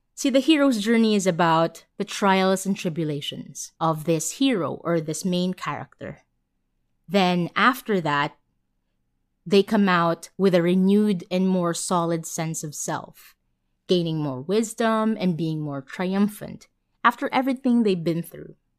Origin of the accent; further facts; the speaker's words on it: Manila, Metro Manila, Philippines; I was born and raised in Manila.